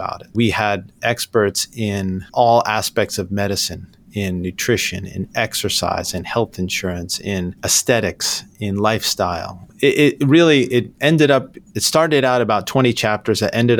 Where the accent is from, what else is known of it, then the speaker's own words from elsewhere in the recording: New York, United States; I grew up in New York, but I've lived all over the place.